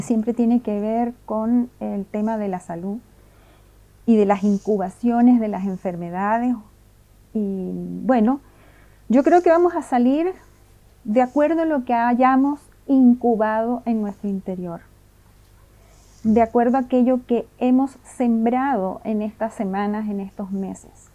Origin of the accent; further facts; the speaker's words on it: Venezuela; moved away as an adult; now in Chile; llegué a Chile hace 17 años, de familia italiana yugoslava, y bueno, por supuesto nací en Venezuela